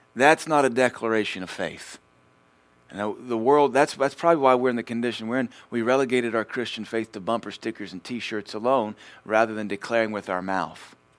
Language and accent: English; United States; I'm an American